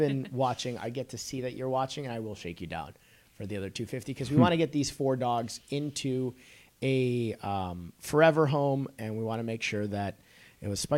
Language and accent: English; Chicago, Illinois, United States; I'm from Chicago, too